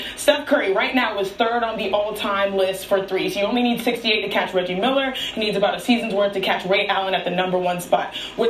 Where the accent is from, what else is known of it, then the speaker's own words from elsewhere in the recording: Nigeria; You know, we're Nigerian. We got to stick together